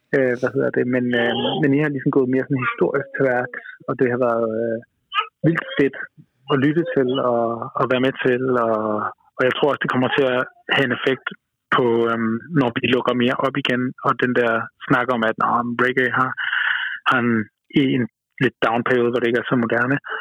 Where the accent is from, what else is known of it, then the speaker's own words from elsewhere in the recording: Denmark; som, som øh, dansker